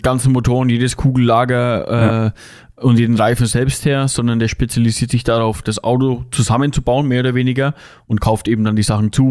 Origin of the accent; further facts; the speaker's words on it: Germany; bei uns in Deutschland